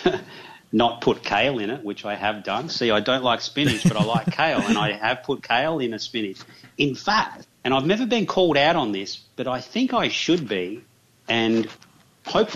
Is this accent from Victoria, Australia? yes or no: yes; Geelong, Victoria, Australia; accent: Australian; I actually grew up in a suburb of my hometown called Corio, C-O-R-I-O.